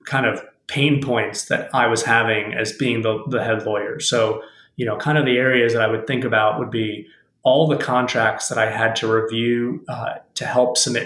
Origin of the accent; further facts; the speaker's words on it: Miami, Florida, United States; I was in Miami, Florida, my hometown